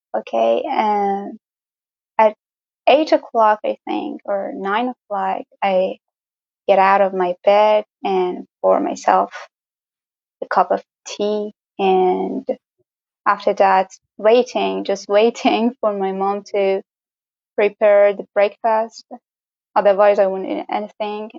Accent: Gorgan, Golestan, Iran; from Iran, obviously, but I don't live in the famous Tehran or the other cities. I live in the north of Iran in the small town or city, I don't know, a small town called Gorgan

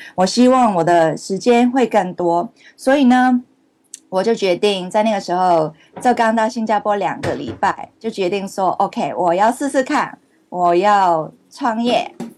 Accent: Hong Kong; Chinese is a second language; moved away; also born or lived in Canada; 我是香港出生，然后在加拿大读书

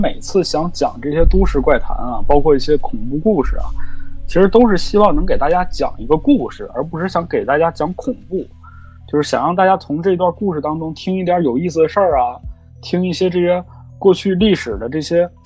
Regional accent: Jilin, China; accent: Northeastern; 大家一听这个，我这声音肯定就知道，我这一东北人

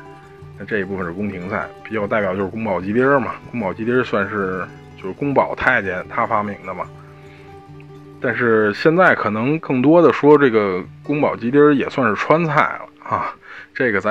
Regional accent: Beijing, China; 这个我虽然作为一个北京人

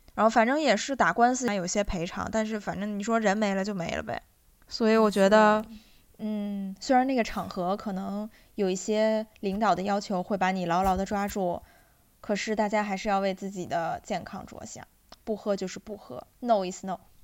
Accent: Inner Mongolia, China; moved away; 我老家不是在内蒙嘛，然后那边的酒文化就是非常地可怕

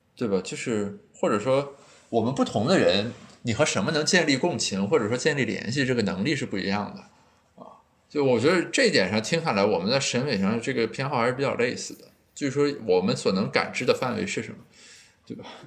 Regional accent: Qingdao, Shandong, China; 其实在本科以后，每年在青岛待时间都特别短

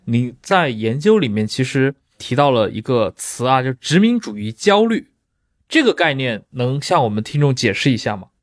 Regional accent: China; 作为中国人

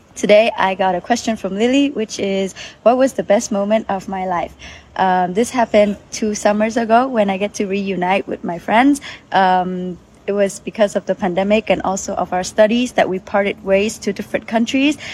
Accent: Vietnam; moved away as an adult; now in Kaohsiung, Taiwan; I'm from Vietnam and I'm currently a student

